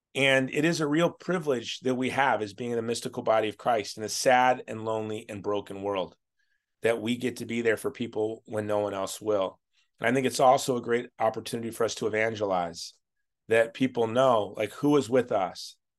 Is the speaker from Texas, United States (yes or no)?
no; Hawaii, United States; obviously I'm from Hawaii. I'm a conservative Republican from Hawaii